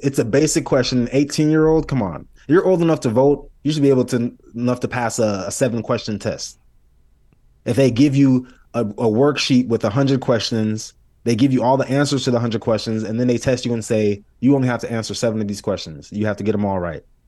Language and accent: English; United States; I'm Haitian. I was born here, but I'm Haitian.